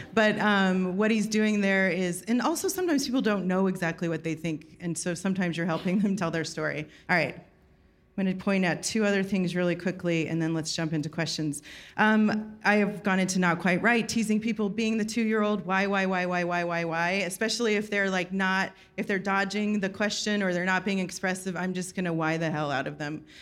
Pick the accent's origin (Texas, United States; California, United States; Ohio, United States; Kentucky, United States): Texas, United States; moved away; also born or lived in New York; I'm from Texas